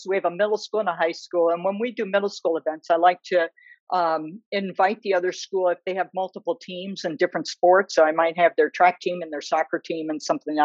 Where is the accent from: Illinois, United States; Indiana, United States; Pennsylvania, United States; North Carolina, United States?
Illinois, United States; Chicago; also born or lived in Ruston, Louisiana; now in Ann Arbor, United States; I grew up in Chicago